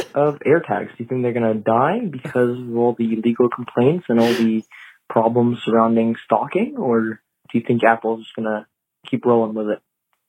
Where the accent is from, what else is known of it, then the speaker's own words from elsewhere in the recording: Switzerland; from Switzerland